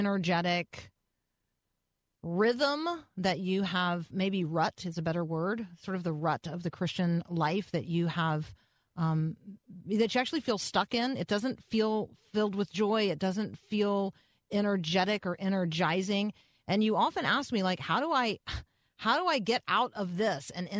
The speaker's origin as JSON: {"language": "English", "town": "Tampa", "region": "Florida", "country": "United States", "tie": "born or raised there", "said": "I grew up in Tampa"}